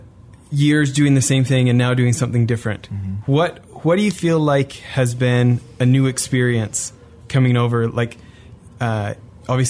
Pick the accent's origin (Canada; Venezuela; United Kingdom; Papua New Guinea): Canada; moved away; growing up in Canada